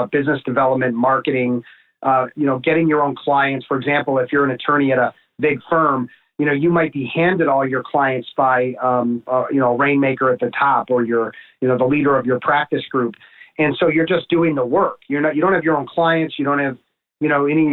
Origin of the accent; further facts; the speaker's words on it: Chicago, Illinois, United States; I grew up in the North Shore of Chicago